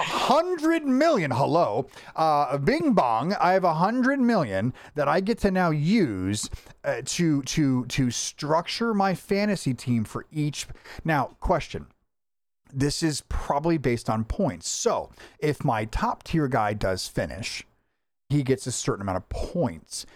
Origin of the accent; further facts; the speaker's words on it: Florida, United States; I'm from Florida